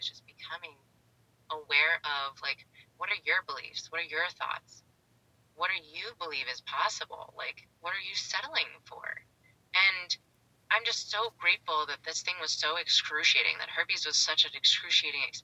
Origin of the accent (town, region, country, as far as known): Pittsburgh, Pennsylvania, United States; moved away as an adult; now in San Diego, United States